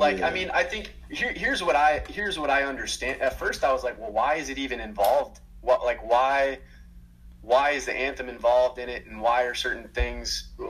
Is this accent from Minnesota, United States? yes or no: yes; Minnesota, United States; also born or lived in Georgia; And I'm from Minnesota, man, from Minnesota and Georgia.